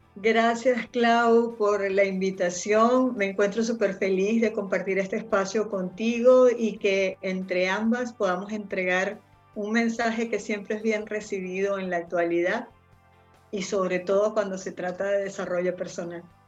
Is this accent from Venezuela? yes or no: yes; Venezuela; moved away as an adult; also born or lived in Spain; now in Chile; soy venezolana, radicada en Chile desde hace, yo creo que van a ser casi seis años